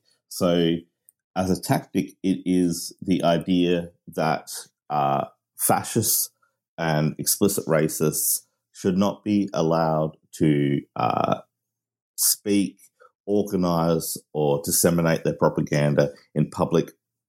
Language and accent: English; Australia; also born or lived in Manchester, United Kingdom; No, I am Australian of British parents, and I lived in Manchester.